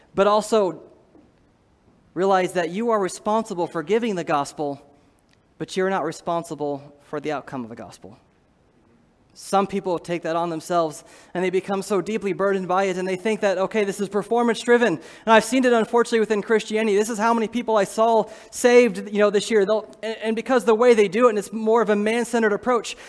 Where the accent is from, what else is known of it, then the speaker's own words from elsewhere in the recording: Iowa, United States; I'm from Iowa